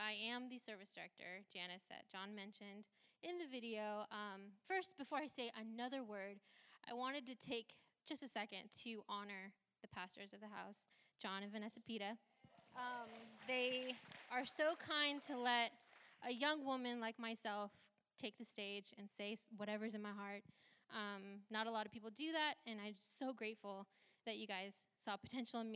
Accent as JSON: {"language": "English", "town": "Santa Rosa", "region": "California", "country": "United States", "tie": "born or raised there", "first_language": "Hindi", "second_language": "English", "said": "I grew up in Sonoma County. I was born and raised in Santa Rosa"}